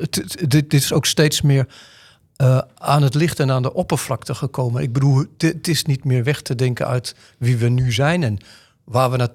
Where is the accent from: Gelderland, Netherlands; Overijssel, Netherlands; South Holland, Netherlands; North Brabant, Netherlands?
Overijssel, Netherlands; Deventer; Wij komen uit Deventer, daar, daar, zijn niet heel veel gekleurde mensen. We hebben een grote Turks en Koerdisch gemeenschap, waar we veel meer mee hebben.